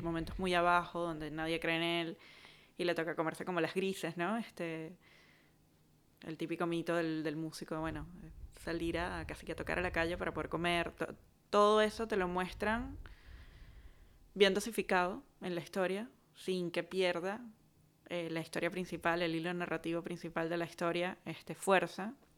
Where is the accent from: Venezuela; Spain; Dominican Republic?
Venezuela; Caracas, Capital District; todos los que somos de Caracas